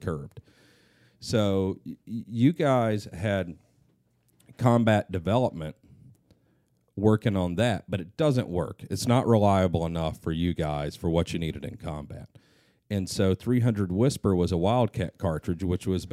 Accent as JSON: {"language": "English", "region": "the South", "country": "United States", "tie": "born or raised there", "said": "growing up in the South"}